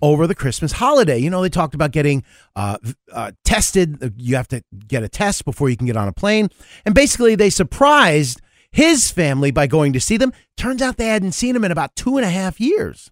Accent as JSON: {"language": "English", "region": "New York", "country": "United States", "tie": "born or raised there", "also_born_or_lived": "Kansas", "moved": "yes", "said": "I grew up in New York"}